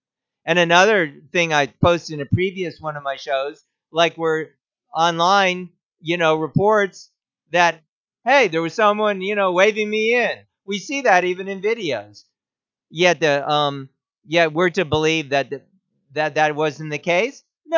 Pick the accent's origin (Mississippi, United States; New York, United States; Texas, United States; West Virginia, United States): West Virginia, United States; How about my senator? I'm from West Virginia.